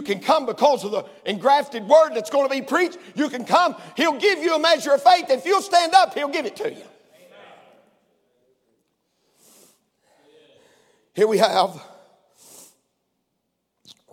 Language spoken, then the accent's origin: English; Crossville, Tennessee, United States; I was born in Crossville, Tennessee, where the grace of God was talked about and the word of God preached